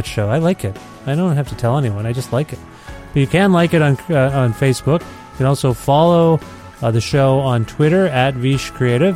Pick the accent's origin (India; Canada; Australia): Canada; I know I'm from Canada